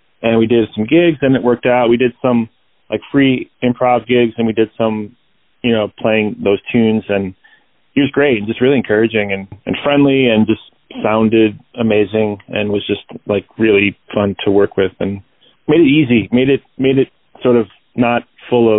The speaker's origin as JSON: {"language": "English", "town": "Rockville Centre", "region": "New York", "country": "United States", "tie": "born or raised there", "moved": "as an adult", "lives_now": "Chicago, United States", "said": "And then we moved out to Long Island when I was like five, in Rockville Center, kind of this small town, like just on the southwest part of the island. But yeah, it was a nice place to grow up for sure"}